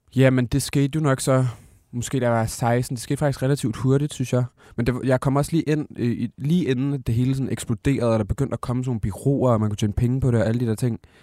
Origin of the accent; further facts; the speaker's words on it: Aalborg, North Denmark Region, Denmark; jeg kommer fra Aalborg